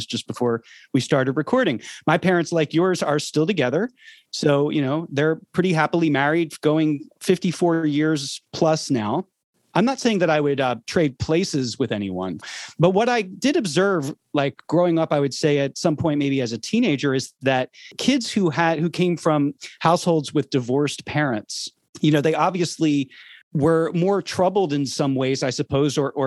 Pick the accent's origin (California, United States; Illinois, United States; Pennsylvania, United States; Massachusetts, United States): Pennsylvania, United States; Philadelphia; I grew up in Philadelphia, Pennsylvania